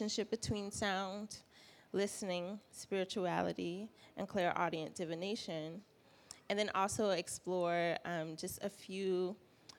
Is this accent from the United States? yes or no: yes; South Carolina, United States; also born or lived in Midwest; now in Atlanta, United States; I'm from South Carolina. I'm based here in Atlanta now